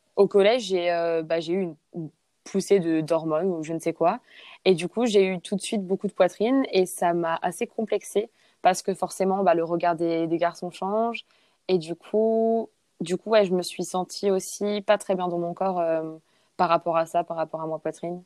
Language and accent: French; Saint-Raphaël, Provence-Alpes-Côte d'Azur, France; first language French; moved away as an adult; also born or lived in Sweden; now in New Zealand; je suis française, j'ai 24 ans et je viens du sud de la France, donc de Saint-Raphaël